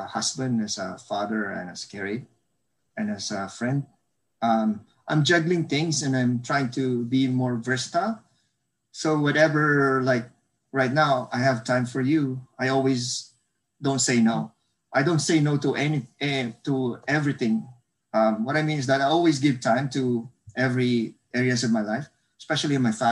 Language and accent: English; Bacolod, Negros Occidental, Philippines; moved away as an adult; now in North Vancouver, Canada; I'm Filipino. I was born and raised in the Philippines in one of the provinces in Southern Fark, which is called Bacolod City. I came here when I was 26 years old